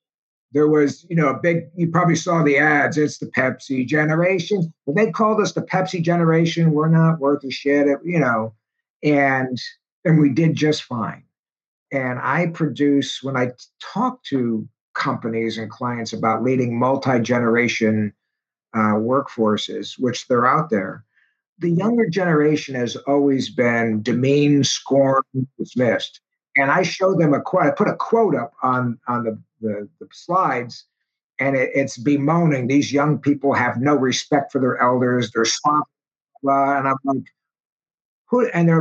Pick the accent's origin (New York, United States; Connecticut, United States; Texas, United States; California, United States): New York, United States; Schenectady; growing up in Schenectady at the time, we would get snowfalls 2, 3, 4 feet at a shot.